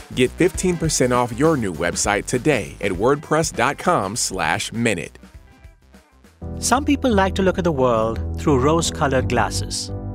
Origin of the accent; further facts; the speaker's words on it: Texas, United States; moved away; we Texans